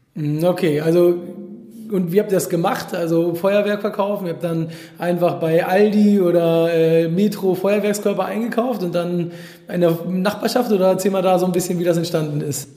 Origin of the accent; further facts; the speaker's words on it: Hamburg, Germany; mit einem Hamburger, also aus meiner Heimatstadt